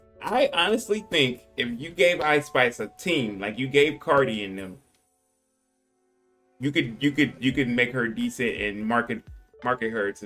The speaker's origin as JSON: {"language": "English", "region": "Florida", "country": "United States", "said": "Like where we from, really? Like it's like Florida niggas are Florida niggas."}